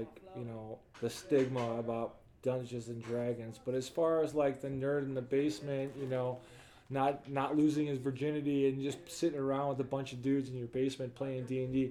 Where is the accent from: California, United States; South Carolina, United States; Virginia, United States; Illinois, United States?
Illinois, United States; Chicago; Growing up in Chicago and, you know, growing up poor too